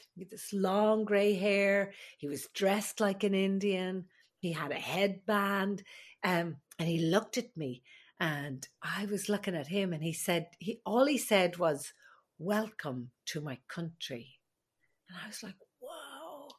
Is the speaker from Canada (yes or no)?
no; Ireland; moved away as an adult; also born or lived in Alaska; now in United States; I am the Irish midwife